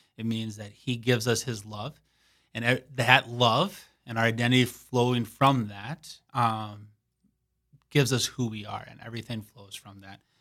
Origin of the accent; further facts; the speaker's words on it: Saint Paul, Minnesota, United States; moved away as an adult; now in Sioux Falls, United States; I am originally from Saint Paul, Minnesota